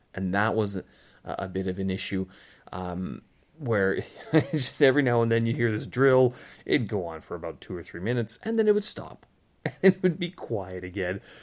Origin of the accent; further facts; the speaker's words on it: Canada; moved away as an adult; now in Beijing, China; I was, I am Canadian, but, uh, I haven't really been living in Canada for quite some time.